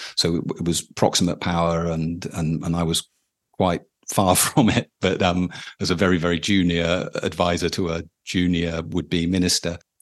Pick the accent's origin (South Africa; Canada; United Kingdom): United Kingdom; as a British person